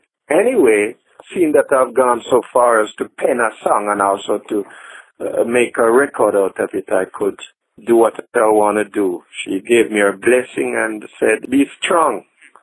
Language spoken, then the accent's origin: English; England, United Kingdom; also born or lived in Jamaica / Brooklyn, United States; yeah? I was born in Jamaica not long ago, and then as a little kid I went to England, UK. There I grew up, and in fact I spent most of my younger days in America as well, Brooklyn.